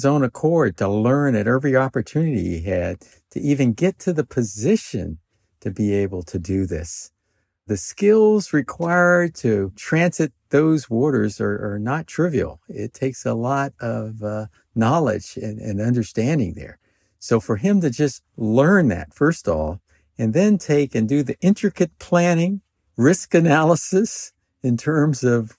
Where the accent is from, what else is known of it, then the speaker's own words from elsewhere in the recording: Washington, District of Columbia, United States; it was totally different from where I grew up in Washington, D.C.